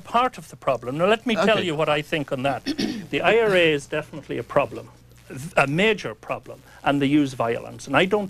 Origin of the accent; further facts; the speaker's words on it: County Fermanagh, Northern Ireland, United Kingdom; I'm an Irish man from County Fermanagh.